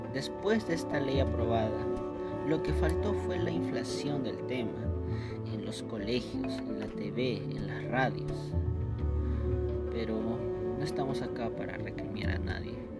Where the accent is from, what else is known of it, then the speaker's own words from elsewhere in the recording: Peru; como buenos peruanos que somos